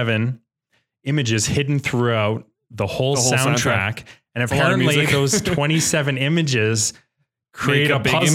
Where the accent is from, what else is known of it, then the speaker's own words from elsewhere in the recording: Canada; We're Canadian